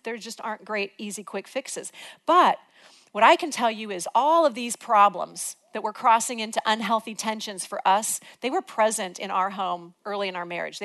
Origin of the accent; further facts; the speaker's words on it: Illinois, United States; moved away; We're from Illinois